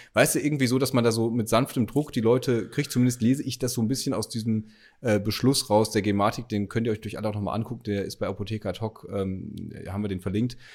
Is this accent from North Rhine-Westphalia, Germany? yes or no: yes; North Rhine-Westphalia, Germany; ich als Westfale